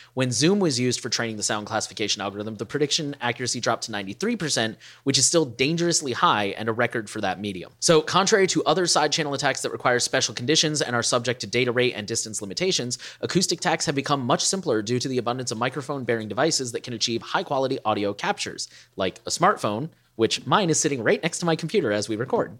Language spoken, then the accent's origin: English; United States; as an American